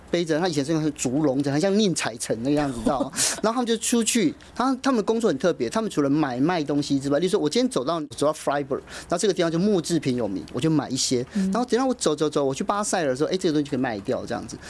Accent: Taiwan; 我们台湾人真的没有办法想象这样的生活

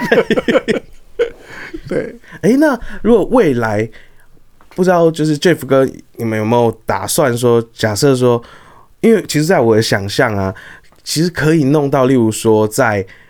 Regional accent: Taiwan; 我们台湾人

